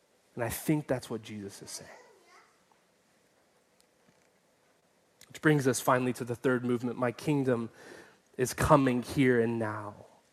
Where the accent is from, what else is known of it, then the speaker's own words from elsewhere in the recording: Atlanta, Georgia, United States; moved away; Atlanta, which is my hometown